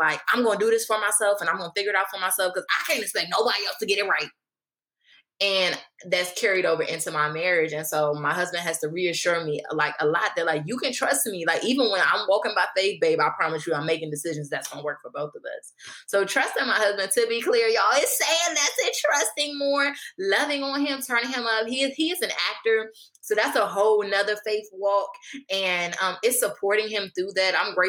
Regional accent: Maryland, United States; also born or lived in Hampton, Virginia / New Jersey; The interesting thing is where I say Hampton, Virginia, just to be clear, because I was born in Hampton, but shortly after we moved to a couple places, Maryland, New Jersey, back to Maryland. I've been to 12 schools.

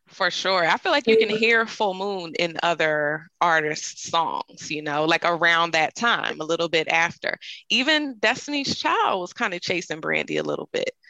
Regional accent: Philadelphia, Pennsylvania, United States; I'm from Philadelphia, Pennsylvania

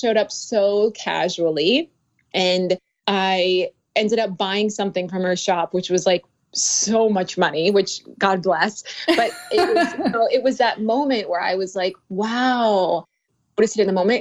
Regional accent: North Dakota, United States; I'm from North Dakota

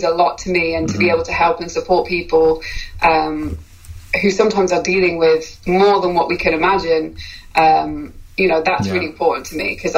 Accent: United Kingdom; moved away; I'm British

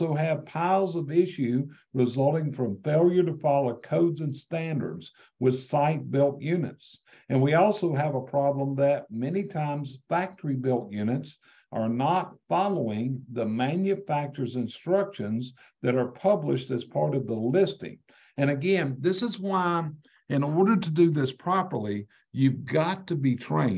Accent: North Carolina, United States; I'm from North Carolina

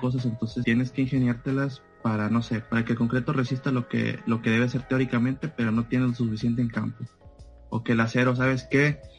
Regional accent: Ciudad Victoria, Tamaulipas, Mexico; moved away as an adult; also born or lived in Monterrey, Nuevo León; de aquí de donde soy, Ciudad Victoria, Tamaulipas

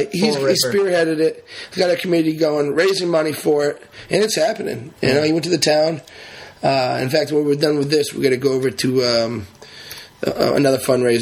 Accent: Narragansett, Rhode Island, United States; also born or lived in Warwick, Rhode Island; now in Wakefield, United States; You know, and I'm from both. I'm from Narragansett. Well, I'm from Warwick, I'm from Narragansett, and now I live in Wakefield.

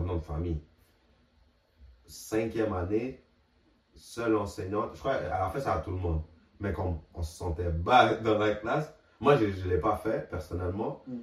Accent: Montreal, Quebec, Canada; moved away; en tant que Québécois, on a tous vous vouvoyé nos enseignants

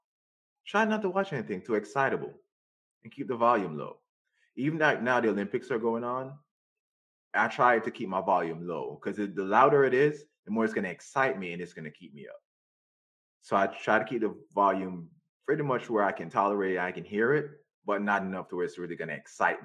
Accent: Jamaica; I'm Jamaican

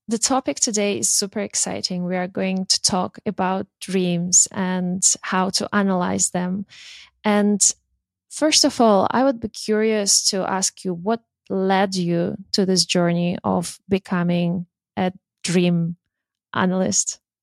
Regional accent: Russia; moved away; I'm from Russia originally

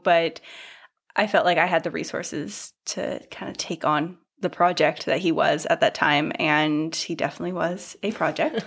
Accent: Northern California, United States; moved away as an adult; also born or lived in Portland / Seattle / London; I grew up in Northern California

